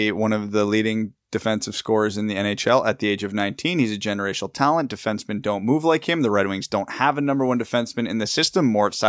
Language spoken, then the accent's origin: English; Canada; as a Canadian